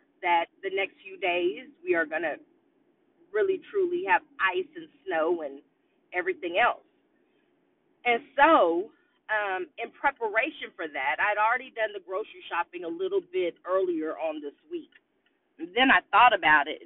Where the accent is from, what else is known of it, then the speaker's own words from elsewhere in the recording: Austin, Texas, United States; I live in Austin, Texas, and I was born and raised in Austin, Texas